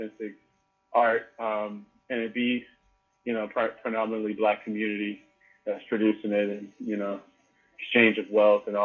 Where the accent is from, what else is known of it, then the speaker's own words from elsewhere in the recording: Maywood, Illinois, United States; moved away; I grew up in a small town right outside of Chicago on the west side called Maywood.